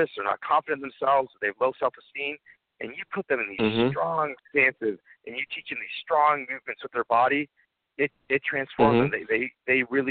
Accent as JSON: {"language": "English", "town": "Chelmsford", "region": "Massachusetts", "country": "United States", "tie": "born or raised there", "said": "I grew up in Chelmsford, Massachusetts"}